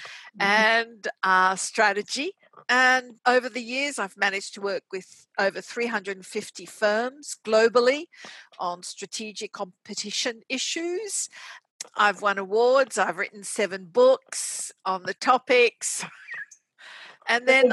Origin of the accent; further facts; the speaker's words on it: Australia; also born or lived in Casablanca, Morocco / Switzerland / United States; I was born in Morocco, Casablanca, and we came to Australia when I was very young. I got most of my education here in Australia